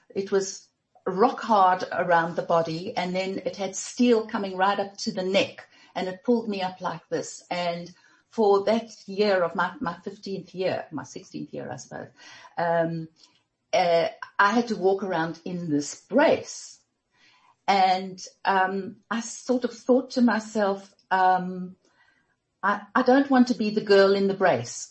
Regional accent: Germiston, Gauteng, South Africa; we grew up in Germiston

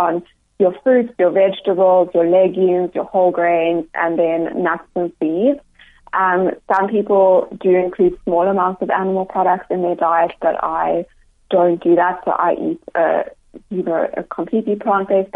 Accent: Cape Town, Western Cape, South Africa; moved away; also born or lived in Johannesburg; Actually, I'm from Cape Town originally.

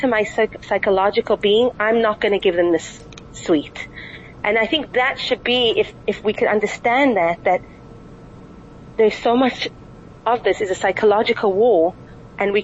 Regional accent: South Africa; now in Israel; I'm actually South African. I was born in South Africa.

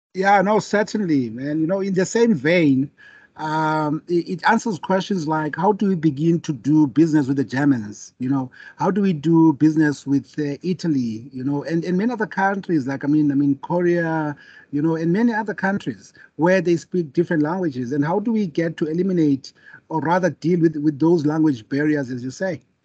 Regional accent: South Africa; me being a South African

